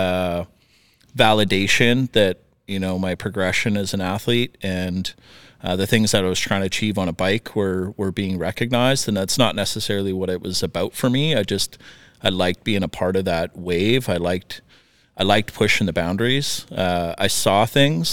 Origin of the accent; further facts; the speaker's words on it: Northern Saskatchewan, Canada; moved away as an adult; also born or lived in Regina / Invermere; now in North Vancouver, Canada; I grew up in Northern Saskatchewan